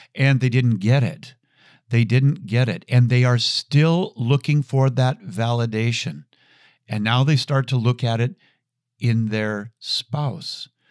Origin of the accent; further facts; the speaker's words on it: Chanhassen, Minnesota, United States; I grew up with Prince. Uh, I am from Chanhassen, Minnesota.